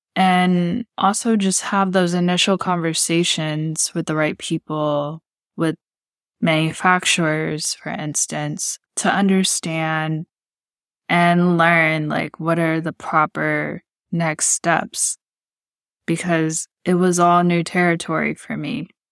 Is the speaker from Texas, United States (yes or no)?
yes; Texas City, Texas, United States; moved away as an adult; I was raised in Texas City, Texas, which is located in the Gulf Coast, part of Galveston County and near Houston